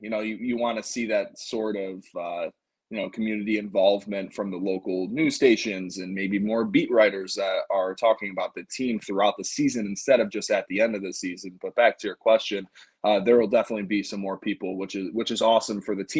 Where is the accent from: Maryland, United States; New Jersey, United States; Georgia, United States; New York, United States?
New York, United States; Buffalo; so I grew up in Buffalo